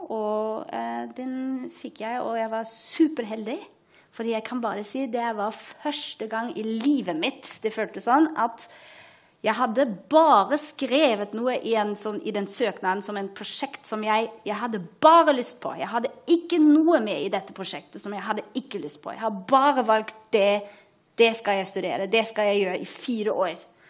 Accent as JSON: {"language": "Norwegian", "region": "Berlin", "country": "Germany", "also_born_or_lived": "Hamburg", "second_language": "Norwegian", "moved": "as an adult", "lives_now": "Oslo, Norway", "said": "jeg er fra Berlin opprinnelig, så jeg er tysk."}